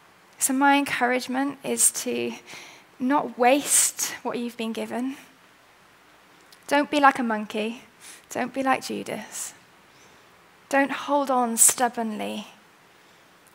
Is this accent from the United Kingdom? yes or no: yes; Wales, United Kingdom; I'm quite C of E at heart, and I'm Welsh